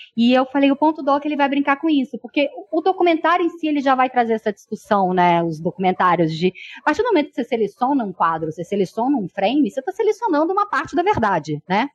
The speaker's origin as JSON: {"language": "Portuguese", "country": "Brazil", "said": "Como brasileira"}